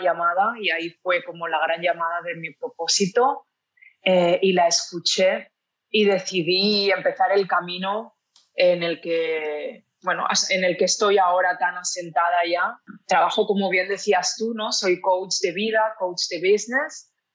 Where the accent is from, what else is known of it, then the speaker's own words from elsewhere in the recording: a city near Barcelona, Catalonia, Spain; moved away as an adult; also born or lived in Mallorca; now in Lisbon, Portugal; nací en una ciudad cerca de Barcelona, pero desde los 18 años que vivía en Barcelona ciudad